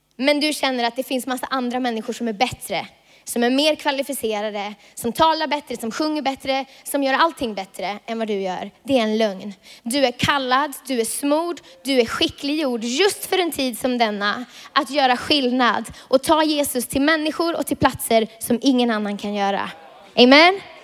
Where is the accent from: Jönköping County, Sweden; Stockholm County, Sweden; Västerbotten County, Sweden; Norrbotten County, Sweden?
Västerbotten County, Sweden; Vilhelmina; moved away; jag kommer från Vilhelmina